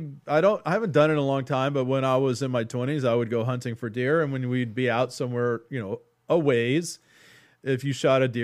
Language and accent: English; Texas, United States; because I'm from Texas, I grew up around a lot of cattle ranches and slaughterhouses